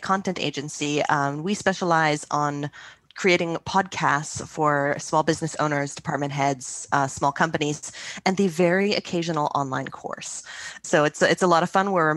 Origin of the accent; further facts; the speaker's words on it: Ottawa, Ontario, Canada; moved away as an adult; also born or lived in Montreal; I moved from Ottawa, where I grew up, to Montreal, where I was going to school again